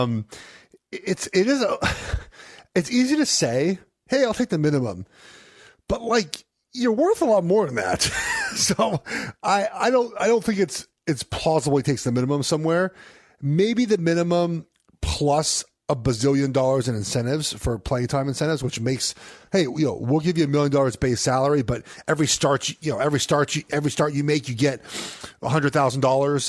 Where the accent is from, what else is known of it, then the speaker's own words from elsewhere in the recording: Los Angeles, California, United States; moved away; Paul Revere and I went to Pally